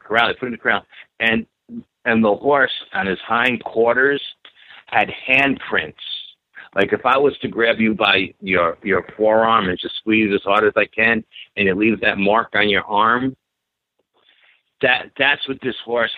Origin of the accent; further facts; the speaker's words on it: New York City, New York, United States; growing up in New York and in the city